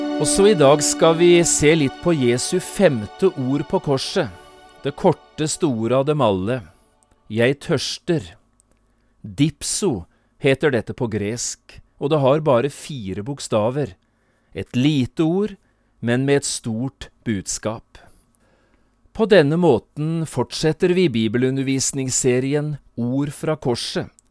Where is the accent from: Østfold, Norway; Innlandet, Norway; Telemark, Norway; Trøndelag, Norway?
Telemark, Norway; Notodden; moved away as an adult; also born or lived in Oslo; hjemme på Notodden, på besøk hos min mor